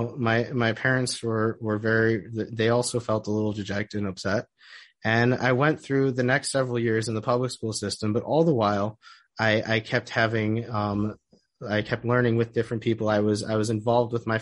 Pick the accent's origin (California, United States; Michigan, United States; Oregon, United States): Michigan, United States; Oak Park; moved away as an adult; now in Israel; I'm originally from Detroit. I grew up in Oak Park